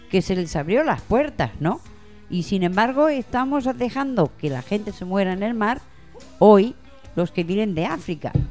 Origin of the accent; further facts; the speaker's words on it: Ecuador; Eh, soy de Ecuador.